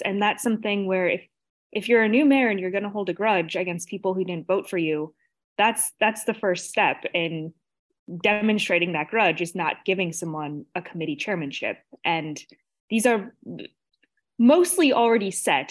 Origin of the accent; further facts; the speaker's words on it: Chicago, Illinois, United States; as a Chicagoan, as a voter